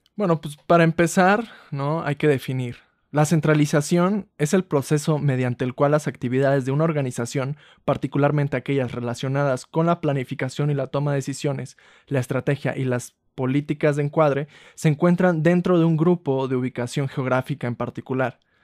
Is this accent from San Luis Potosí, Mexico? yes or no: yes; Ciudad Valles, San Luis Potosí, Mexico; Yo soy de Ciudad Valle, San Luis Potosí